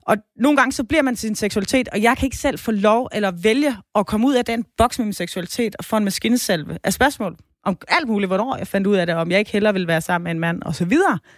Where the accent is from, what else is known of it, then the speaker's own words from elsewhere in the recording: Southern Denmark, Denmark; så kan man tage til Sønderland, hvor jeg kommer fra, og så kunne man besøge øh, Ballum, Rømø og Højer.